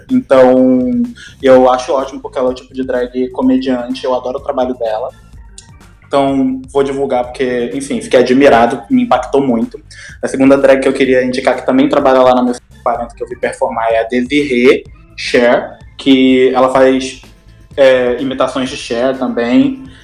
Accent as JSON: {"language": "Portuguese", "region": "Rio de Janeiro", "country": "Brazil", "lives_now": "Imperatriz, Brazil", "said": "Bem, eu tô morando em Imperatriz, mas eu sou do Rio, então vou começar primeiro pela minha cidade natal, sabe?"}